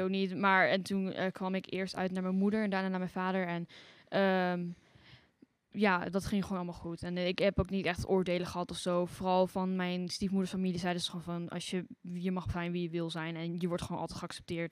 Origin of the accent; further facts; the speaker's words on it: Arnhem, Gelderland, Netherlands; ik kom uit Arnhem